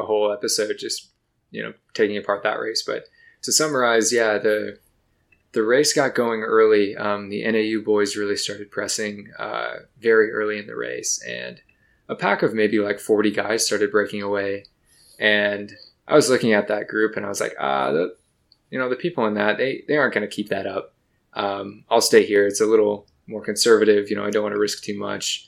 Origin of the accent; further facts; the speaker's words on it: Michigan, United States; moved away; I grew up in Michigan